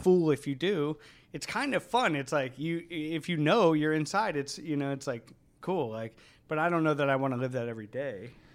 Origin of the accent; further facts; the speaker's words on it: Cleveland, Ohio, United States; moved away; I grew up on the east side of Cleveland